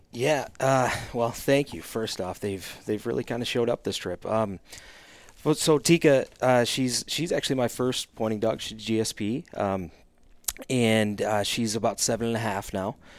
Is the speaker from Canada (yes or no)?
no; Michigan, United States; moved away as an adult; also born or lived in the West (US); I'm from Michigan now. I just recently moved back to Michigan from the West